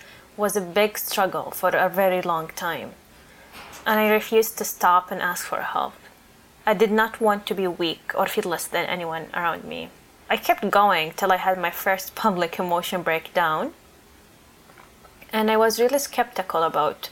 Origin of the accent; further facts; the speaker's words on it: Toronto, Ontario, Canada; I'm from Toronto